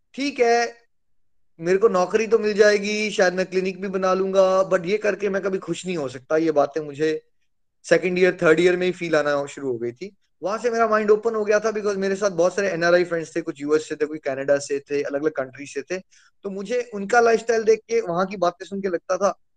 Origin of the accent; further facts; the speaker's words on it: India; हम लोग भारत में पैदा हुए हैं